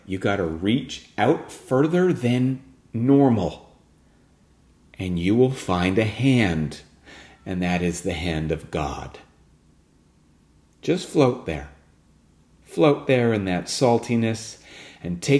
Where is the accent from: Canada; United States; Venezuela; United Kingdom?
Canada; West Vancouver, British Columbia; now in Ontario, Canada; we went to West Vancouver, my hometown